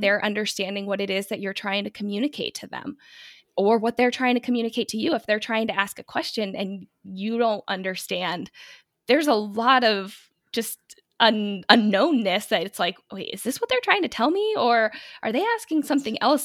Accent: United States; I'm American.

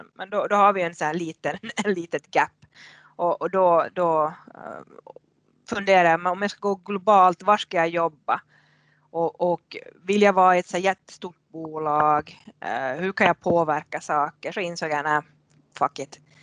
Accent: Haparanda, Norrbotten County, Sweden; moved away as an adult; now in Finland; född och uppvuxen i Haparanda på svenska sidan

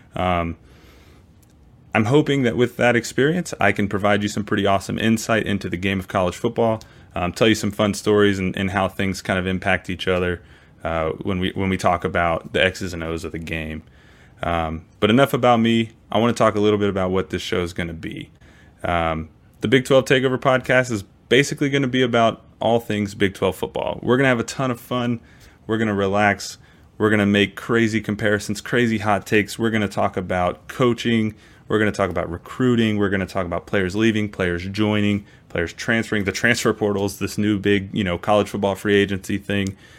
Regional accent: Maryland, United States; also born or lived in Texas; now in Kansas, United States; I grew up in Maryland. I played high school football in Texas

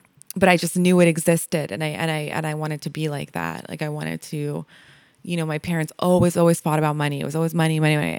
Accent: New York, United States; also born or lived in Milan, Italy / Como, Italy; I grew up in Yorkville for the most part.

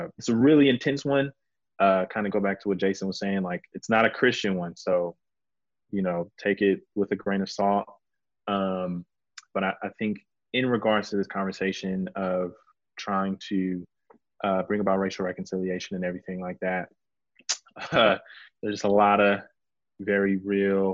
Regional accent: Houston, Texas, United States; also born or lived in Dallas-Fort Worth area; now in Dallas, United States; I'm originally from Houston, but being somebody who's been in kind of the DFW area for a long time

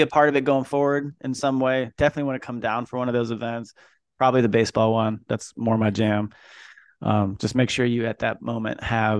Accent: Napa, California, United States; And I came from Napa.

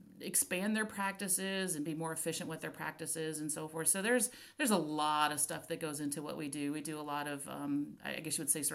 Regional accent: Florida, United States; I grew up in Florida

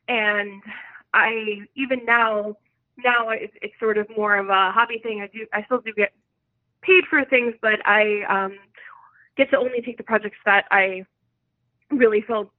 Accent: New York City, New York, United States; also born or lived in Bay Ridge, Brooklyn; I grew up in Bensonhurst, Brooklyn, and I moved a whole 20 minutes away to Bay Ridge, Brooklyn, and I've been living here ever since.

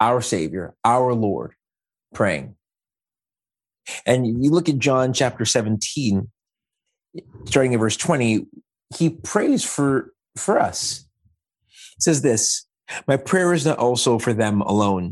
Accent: Montreal, Quebec, Canada; moved away as an adult; also born or lived in Peterborough, Ontario / Scarborough, Ontario / Ajax, Ontario; now in Oshawa, Canada; I, a Black man born and raised in Montreal, who moved to Peterborough for school

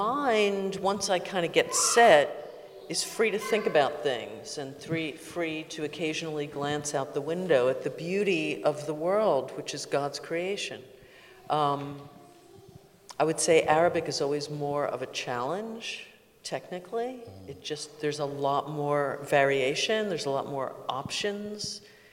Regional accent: United States; I am an American

